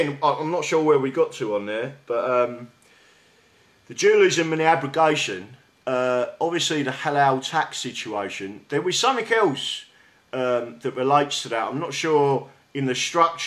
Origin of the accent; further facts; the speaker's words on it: London, United Kingdom; accent: South London; my South London accent